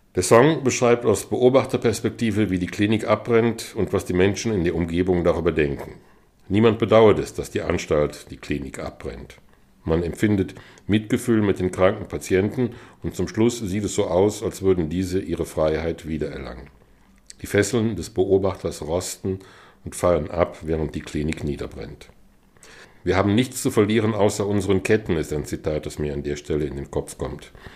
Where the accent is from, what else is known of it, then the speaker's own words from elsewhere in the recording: Germany; mich als Piefke